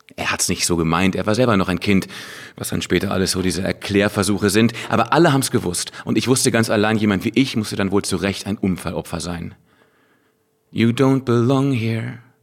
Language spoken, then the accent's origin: German; Hanover, Lower Saxony, Germany; moved away; Hannover, meiner alten Heimatstadt